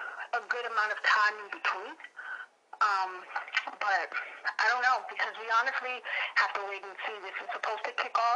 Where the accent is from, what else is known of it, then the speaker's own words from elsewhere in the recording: New York, United States; I'm a New Yorker